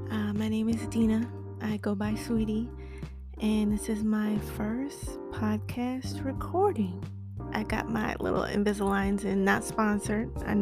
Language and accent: English; Florida, United States; now in New York, United States; I was born in New York, raised in Florida, lived in Miami. I've moved more than I can count.